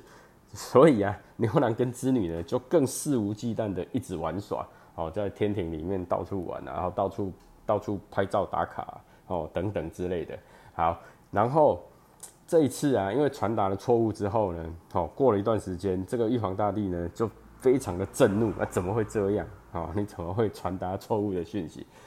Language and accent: Chinese; Chiayi, Chiayi City, Taiwan; moved away as an adult; also born or lived in Changhua; now in Taichung, Taiwan; 我本身是嘉义人，哦，然后呢，求学的过程呢，哦，高中以前都在嘉义，然后大学在彰化，那研究所的时候呢，又回到嘉义，然后当兵跟工作就都在台中，哦，那我以前是，我大学是念电机，哦，电机系，然后呢，研究所是念光电